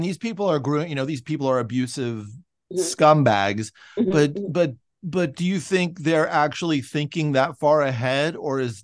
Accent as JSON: {"language": "English", "area": "a suburb of San Francisco", "region": "California", "country": "United States", "tie": "born or raised there", "said": "I'm from a sad suburb of San Francisco, and I grew up in the 1980s"}